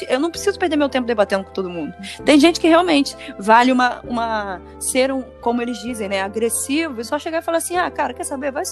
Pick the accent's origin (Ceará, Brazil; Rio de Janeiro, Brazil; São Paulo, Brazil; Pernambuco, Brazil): Rio de Janeiro, Brazil; a gente é carioca.